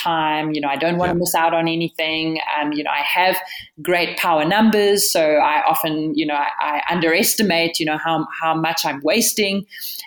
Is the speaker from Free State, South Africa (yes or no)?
yes; Bloemfontein, Free State, South Africa; also born or lived in Pretoria / Cape Town; I was born in Pretoria, but actually raised, well, interesting story. I'm raised between Cape Town and the center of the country, Bloemfontein. My parents separated when I was five. And so I went to school in Bloemfontein